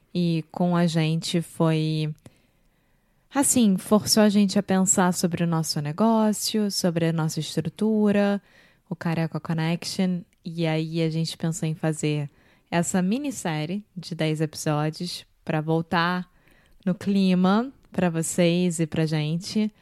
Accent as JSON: {"language": "Portuguese", "region": "Rio de Janeiro", "country": "Brazil", "moved": "yes", "lives_now": "Porto, Portugal", "said": "Eu sou brasileira, carioca do Rio de Janeiro"}